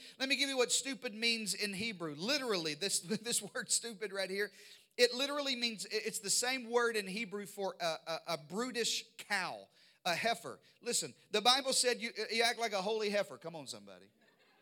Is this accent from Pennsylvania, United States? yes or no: no; Arkansas, United States; We were raised in Arkansas in the deep south